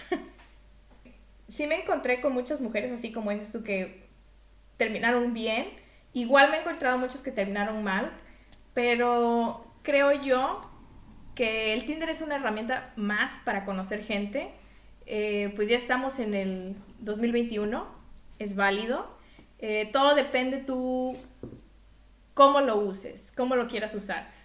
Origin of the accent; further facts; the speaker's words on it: Mexico; now in Belgium; yo soy de México